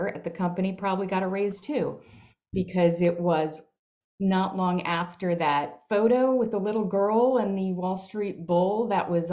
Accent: Long Island, New York, United States; I grew up on Long Island in New York

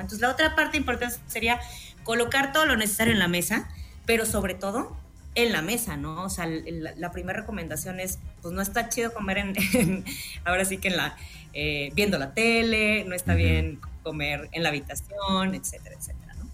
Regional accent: Mexico; ¿cómo somos el mexicano, no? El ingenio mexicano

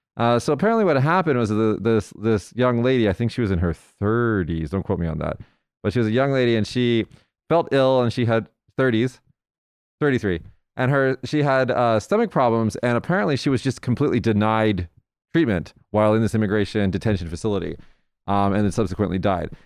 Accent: United States; now in Japan; Now, now I'm American

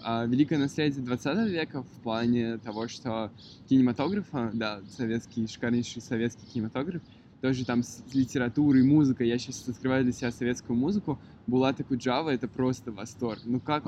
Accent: Moscow, Russia; also born or lived in Yalta; Я родился и вырос в Москве

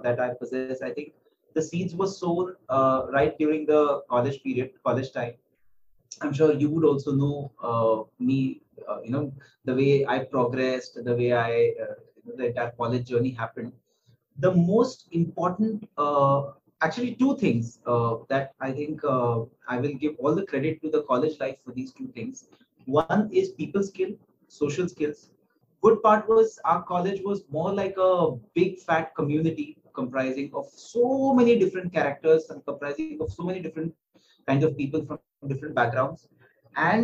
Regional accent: Aurangabad, Maharashtra, India; now in Mumbai, India; So I come from a place called Aurangabad. It's in central Maharashtra and spent my childhood there till I think around 6th standard

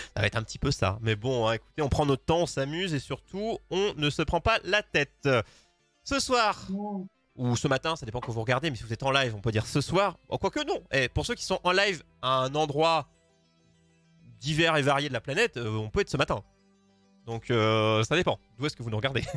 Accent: France; je suis français

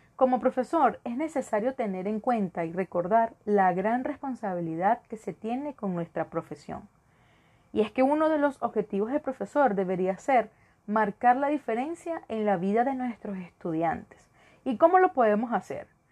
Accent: Venezuela; moved away as an adult; also born or lived in Caracas; now in Ecuador; Soy de Venezuela, y ejercí en Caracas durante cuatro años, pero por la situación de mi país, emigré

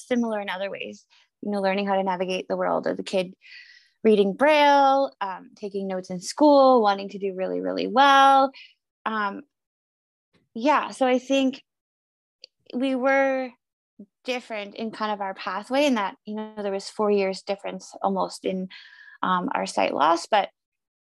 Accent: Northern Ontario, Canada; I grew up in Northern Ontario, which is a province of Canada

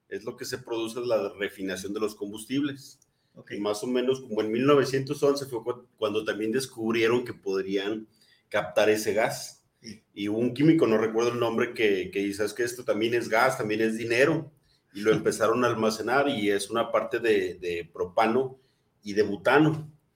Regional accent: Mexico; Como buenos mexicanos

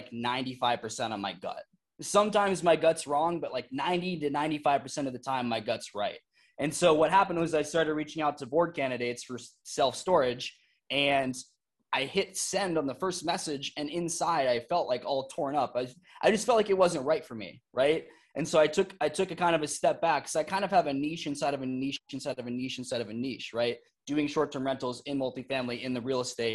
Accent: Iowa, United States; moved away as an adult; also born or lived in Arizona / Las Vegas; I lived in Iowa for my entire childhood.

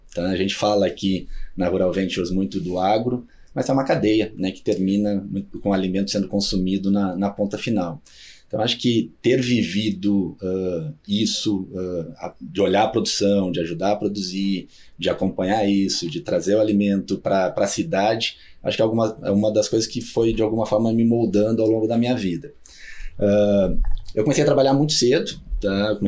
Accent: Rio Grande, Rio Grande do Sul, Brazil; moved away; Um momento mais de infância, no campo, tá aqui é a minha origem, sou, sou gaúcho do interior do Rio Grande do Sul. Qual cidade? De Rio Grande, sul do Rio Grande do Sul.

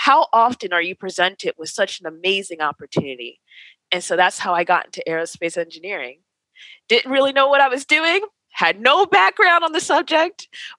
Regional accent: East Coast, United States; I'm from the East Coast.

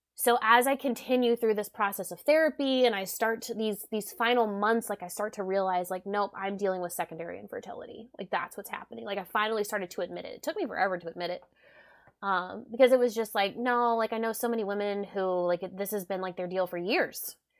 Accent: South Louisiana, United States; I'm a Cajun from South Louisiana

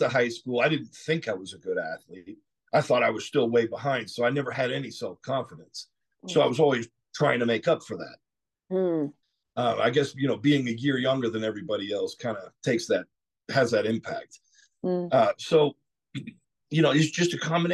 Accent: South Georgia, United States; also born or lived in Southern California; I moved from Southern California when I was 10 years old to South Georgia, which is a completely different world

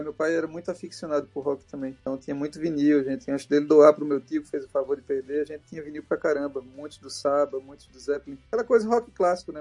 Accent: Recife, Pernambuco, Brazil; 2014 foi a primeira vez que a gente saiu de Recife, saiu do Nordeste

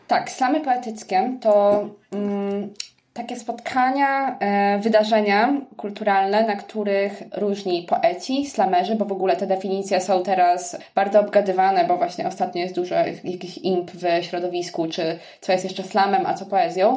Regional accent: Sierpc, Masovian Voivodeship, Poland; moved away; also born or lived in Poznań; pochodzę z sierpca

